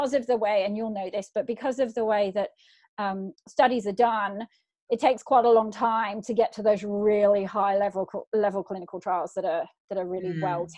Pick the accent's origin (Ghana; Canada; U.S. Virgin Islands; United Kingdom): United Kingdom; England; now in Australia; I'm from England originally